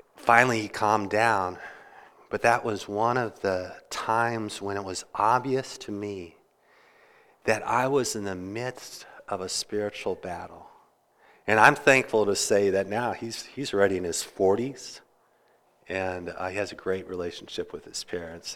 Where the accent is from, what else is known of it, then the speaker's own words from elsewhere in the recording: Kansas, United States; now in Interlaken, New York, United States; I grew up in Kansas